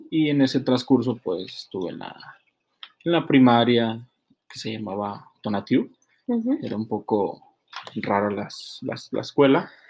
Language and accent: Spanish; Monterrey, Nuevo León, Mexico; also born or lived in Querétaro; ¿De dónde eres? Y empezamos a hablar de que no, pues yo soy de Monterrey y, todo eso.